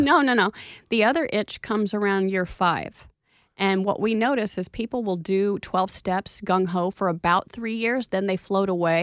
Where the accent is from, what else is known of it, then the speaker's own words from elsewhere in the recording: Oklahoma, United States; moved away; I was from Oklahoma